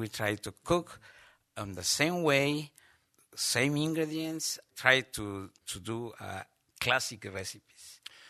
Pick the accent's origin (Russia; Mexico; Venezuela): Mexico; Yucatán; now in Los Angeles, United States; When somebody asks a Yucatecan person, where are you from? We say, from Yucatan. Then Mexico.